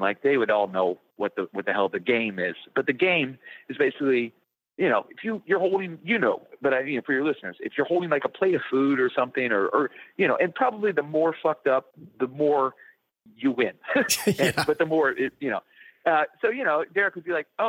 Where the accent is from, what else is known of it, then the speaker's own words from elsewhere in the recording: Indiana, United States; moved away; where I grew up in Indiana